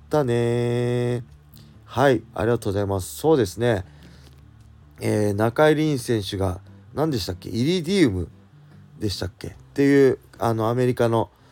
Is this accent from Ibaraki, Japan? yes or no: yes; Tsuchiura, Ibaraki, Japan; 地元土浦でね